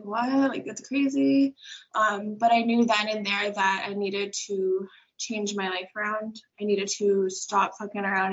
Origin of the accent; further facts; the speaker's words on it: Braintree, Massachusetts, United States; I'm from Braintree, Massachusetts